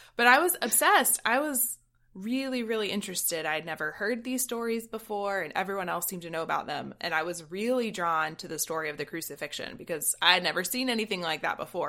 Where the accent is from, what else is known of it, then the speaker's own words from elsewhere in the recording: South Georgia, United States; I'm from South Georgia, where church is a thing that pretty much everybody else did